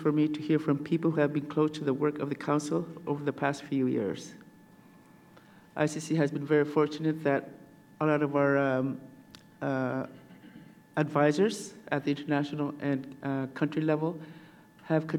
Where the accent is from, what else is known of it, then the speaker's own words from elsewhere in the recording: Iqaluit, Nunavut, Canada; I'm from the heart of Canada's north, from Iqaluit.